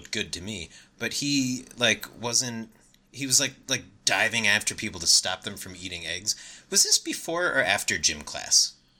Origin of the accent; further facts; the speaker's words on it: New York, United States; And hey, I'm from New York. We don't have chicken butt egg houses, all right?